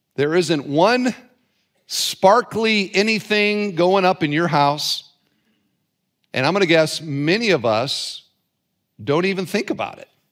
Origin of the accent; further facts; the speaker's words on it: Cedar Falls, Iowa, United States; now in Northwest Indiana, United States; I grew up in Cedar Falls, Iowa, and I uh, attended Holmes Junior High School